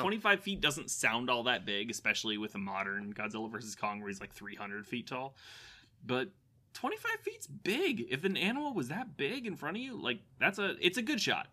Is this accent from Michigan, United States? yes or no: no; Florida, United States; I'm from Florida